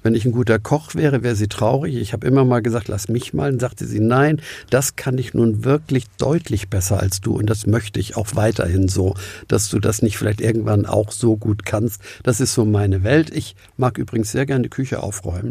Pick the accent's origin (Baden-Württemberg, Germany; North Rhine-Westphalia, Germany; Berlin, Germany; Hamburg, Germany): Hamburg, Germany; auch als Hamburger